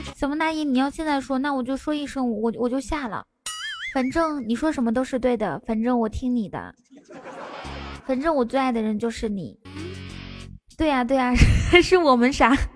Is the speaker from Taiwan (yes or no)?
no; Inner Mongolia, China; 我是内蒙古的